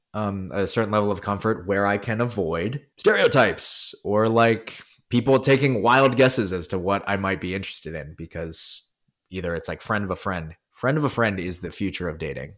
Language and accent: English; Philadelphia, Pennsylvania, United States; also born or lived in Korea; now in New York City, United States; I'm actually from Philadelphia, but where I'm really from uh, is also Philadelphia